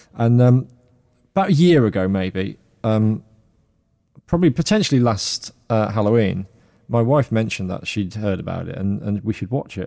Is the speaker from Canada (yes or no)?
no; Midlands, United Kingdom; I'm from the Midlands, and we can't speak properly here.